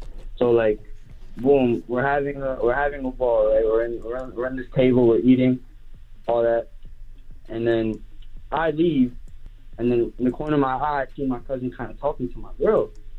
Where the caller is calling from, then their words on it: Flushing, New York, United States; I'm calling from Flushing.